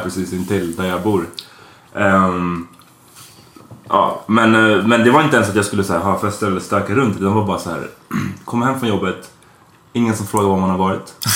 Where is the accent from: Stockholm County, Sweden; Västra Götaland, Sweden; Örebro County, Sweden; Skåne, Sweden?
Stockholm County, Sweden; Stockholm; Hökarängen som ligger nära Farsta där vi växte upp